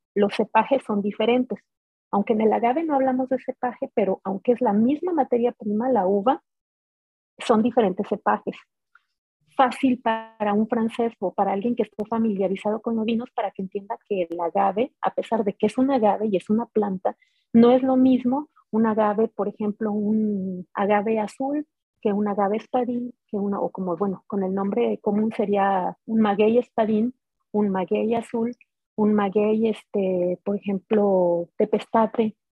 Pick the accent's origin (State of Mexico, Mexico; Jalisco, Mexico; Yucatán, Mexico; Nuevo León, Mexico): Jalisco, Mexico; Guadalajara; moved away as an adult; yo vengo de Jalisco, de Guadalajara